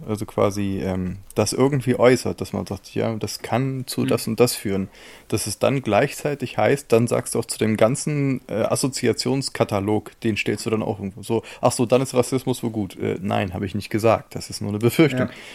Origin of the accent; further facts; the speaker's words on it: Germany; als Deutscher